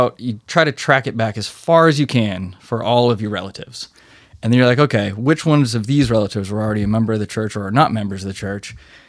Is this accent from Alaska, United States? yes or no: yes; Southeast Alaska, United States; moved away as an adult; also born or lived in Utah; I grew up in Southeast Alaska.